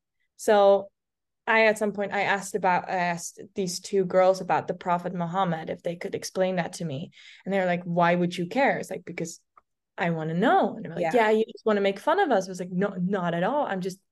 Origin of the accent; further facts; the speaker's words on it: Almere, Flevoland, Netherlands; English is a second language; So I grew up in the Netherlands. I'm Dutch, and I grew up in this town called Almere.